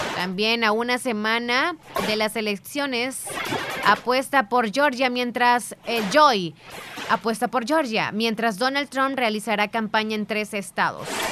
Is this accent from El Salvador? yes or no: yes; El Salvador; somos así los salvadoreños